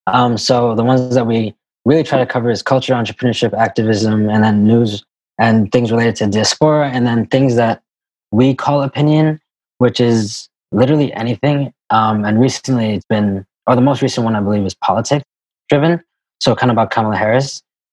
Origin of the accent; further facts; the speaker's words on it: Kuwait; we grew up in the Middle East. So growing up in Kuwait, and that's kind of how we know each other.